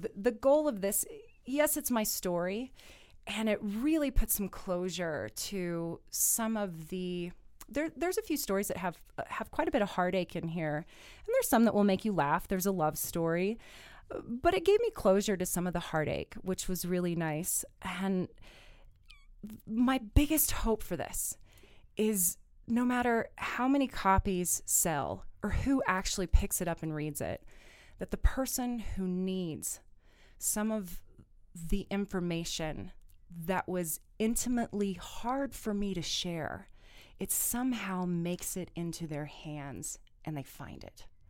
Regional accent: Kansas, United States; moved away; I'm originally from Kansas, being Miss Kansas. I have a few communities there, um, especially my hometown.

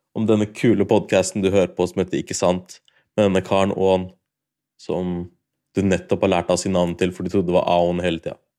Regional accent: Norway; har feira id, men i Norge hele livet mitt. Jeg har aldri feira id utenfor Norge

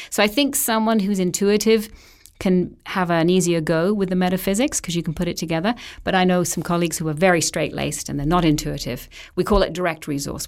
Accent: England, United Kingdom; moved away as an adult; also born or lived in Vancouver Island, Canada; now in Canada; left England at an early age to be a nanny over here

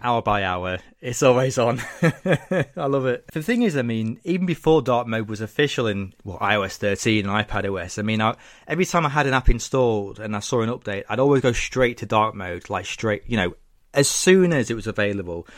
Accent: Lincoln, East Midlands, United Kingdom; living in my hometown of Lincoln, England

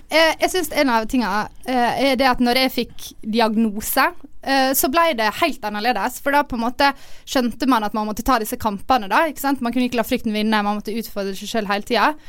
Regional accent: Ålesund, Møre og Romsdal, Norway; jeg liker hele konseptet med at alle reiser hjem på ferie alle hjemme i Ålesund.

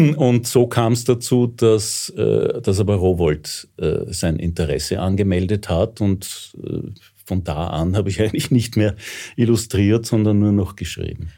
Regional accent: Vienna, Austria; ich bin echter Wiener, ich bin sogar echter Rossauer

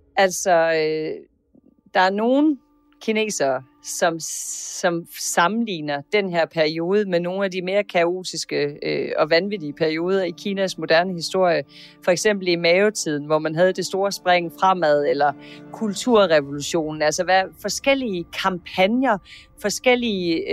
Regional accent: Denmark; som dansker

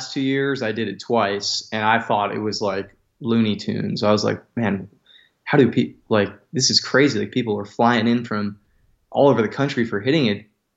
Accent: Las Vegas, Nevada, United States; moved away as an adult; also born or lived in Central Valley, California; I grew up in Southern Nevada in Las Vegas.

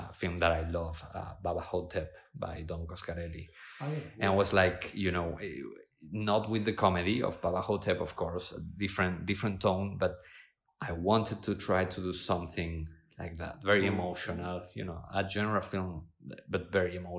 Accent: Argentina; moved away; also born or lived in Spain; I was born in Spain, grew up in Argentina

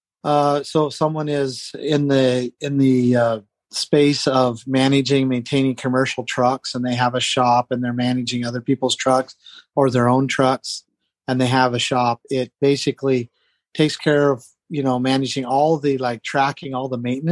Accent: Southern Nevada, United States; now in Idaho, United States; I grew up in Southern Nevada on a ranch.

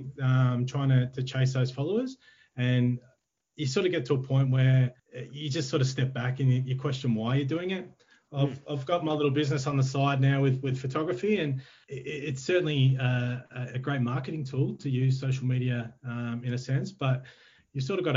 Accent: Ballarat, Victoria, Australia; moved away as an adult; I'm a Ballarat boy, born and bred

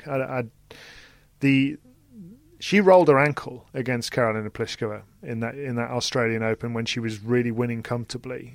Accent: United Kingdom; in terms of being British

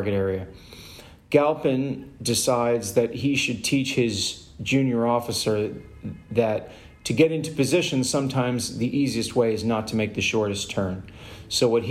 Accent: United States; as an American

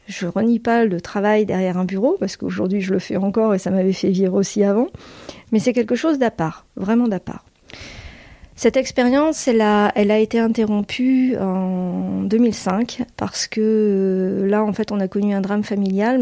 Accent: Boulogne-sur-Mer, Hauts-de-France, France; moved away as an adult; also born or lived in United States; je suis originaire de la région des Hauts-de-France et de Boulogne-sur-Mer où mes parents sont installés quand mon père a ouvert son cabinet médical

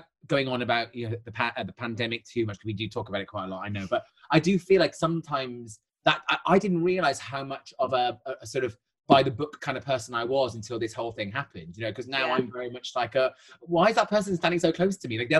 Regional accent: United Kingdom; I'm far too British

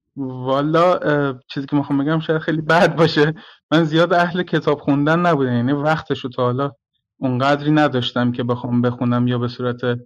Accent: Gorgan, Golestan, Iran; محیط شهر خودمون رو در نظر گرفتم گرگان

